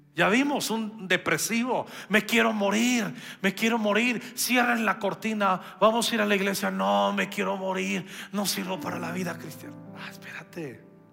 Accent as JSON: {"language": "Spanish", "country": "Mexico"}